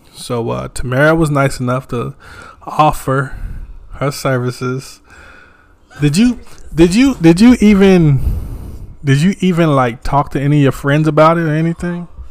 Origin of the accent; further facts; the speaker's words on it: Wagram, North Carolina, United States; I'm from a little town too. I'm from Wagram, North Carolina.